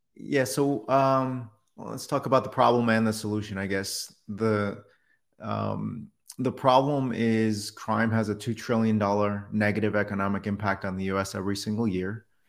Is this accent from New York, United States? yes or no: yes; New York City, New York, United States; moved away; also born or lived in Detroit; I was born in New York City